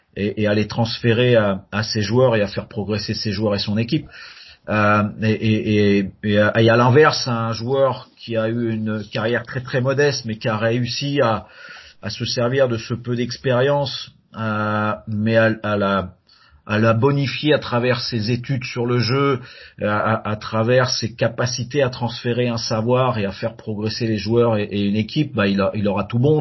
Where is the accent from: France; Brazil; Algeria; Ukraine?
France; moved away as an adult; also born or lived in North America; now in Canada; quand je suis arrivé en Amérique du Nord, on m'a dit que que j'étais trop français